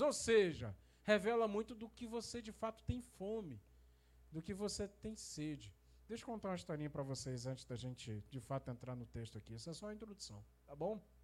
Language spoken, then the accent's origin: Portuguese; Rio de Janeiro, Brazil; now in Campos dos Goytacazes, Brazil; eu fui criado no Rio de Janeiro